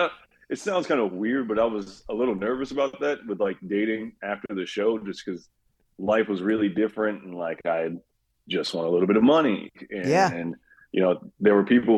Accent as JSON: {"language": "English", "town": "Kalamazoo", "region": "Michigan", "country": "United States", "also_born_or_lived": "Grand Rapids, Michigan", "moved": "as an adult", "said": "I'm from Kalamazoo, Michigan, but I was living in Grand Rapids before we moved here"}